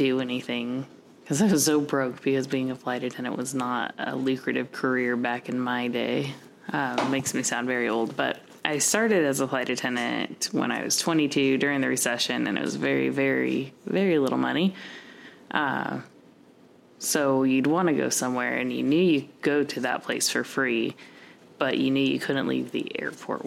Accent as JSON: {"language": "English", "town": "Bellflower", "region": "California", "country": "United States", "tie": "born or raised there", "also_born_or_lived": "Long Beach, California", "moved": "yes", "lives_now": "Phoenix, United States", "said": "From Bellflower, California. Well, I was born in Long Beach, but raised in Bellflower"}